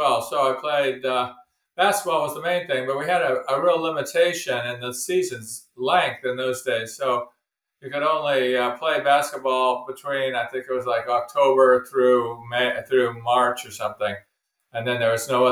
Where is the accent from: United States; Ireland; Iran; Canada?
United States; Oakland, California; I grew up in Oakland, which is right next to Berkeley